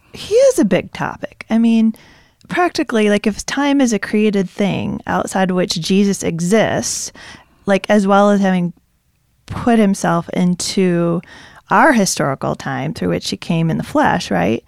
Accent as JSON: {"language": "English", "town": "Zeeland", "region": "Michigan", "country": "United States", "tie": "born or raised there", "said": "I grew up in Zealand, but I'm not Dutch"}